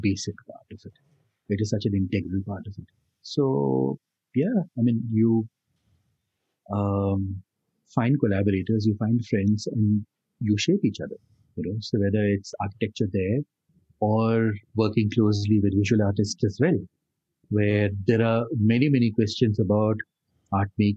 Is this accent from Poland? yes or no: no; Delhi, India; growing up in Delhi as a child and school and college.